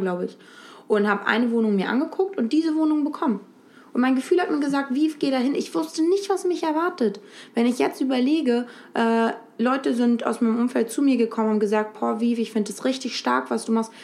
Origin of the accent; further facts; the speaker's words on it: Lübeck, Schleswig-Holstein, Germany; moved away as an adult; now in Berlin, Germany; ich bin in Lübeck an der Ostsee geboren und aufgewachsen